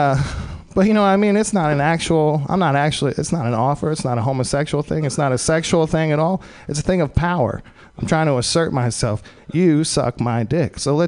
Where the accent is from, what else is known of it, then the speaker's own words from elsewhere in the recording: Texas, United States; I'm from Texas originally.